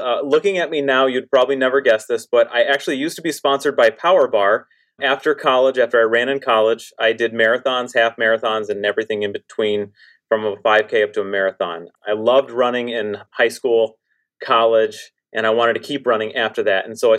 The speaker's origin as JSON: {"language": "English", "town": "Painesville", "region": "Ohio", "country": "United States", "tie": "born or raised there", "also_born_or_lived": "Raleigh, North Carolina", "moved": "as an adult", "lives_now": "Ludington, United States", "said": "I grew up actually in Ohio, in Painesville, Ohio, which is just east of Cleveland. I grew up on Lake Erie."}